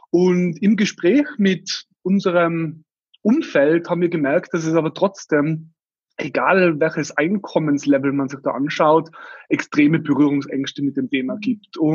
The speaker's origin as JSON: {"language": "German", "region": "Tyrol", "country": "Austria", "said": "wie man an meinem Dialekt dann unschwer erkennen wird, komme ich aus Österreich, aus Tirol."}